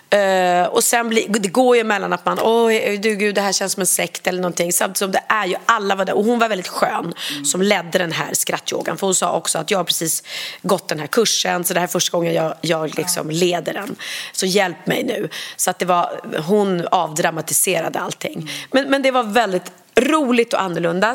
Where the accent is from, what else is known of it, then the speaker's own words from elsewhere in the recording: Sweden; jag är uppvuxen så på, på Langnö